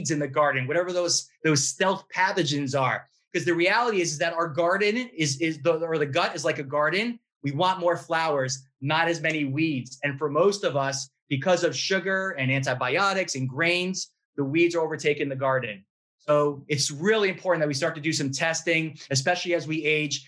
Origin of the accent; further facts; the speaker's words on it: New York, United States; I'm a New Yorker.